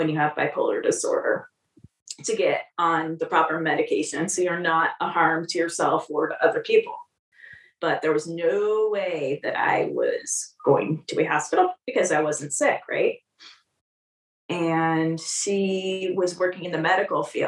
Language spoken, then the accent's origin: English; California, United States; moved away; also born or lived in Des Moines, Iowa; I was a California girl. I grew up in California.